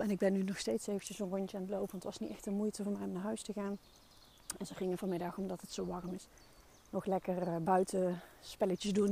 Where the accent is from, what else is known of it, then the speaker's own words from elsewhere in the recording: North Brabant, Netherlands; Ik ben een Brabander